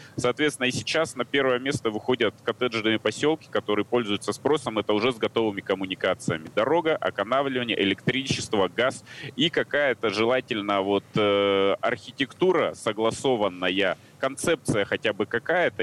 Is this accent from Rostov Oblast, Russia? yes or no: no; Tyumen, Tyumen Oblast, Russia; я сам из Тюмени